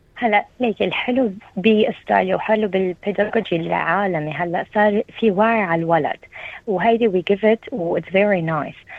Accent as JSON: {"language": "Arabic", "country": "Lebanon", "moved": "as an adult", "lives_now": "New South Wales, Australia", "said": "نحن عندنا بلبنان"}